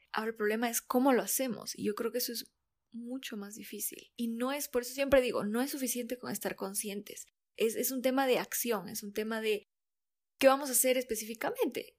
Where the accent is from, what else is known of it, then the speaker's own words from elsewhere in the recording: Ecuadorian coast, Ecuador; yo soy costeña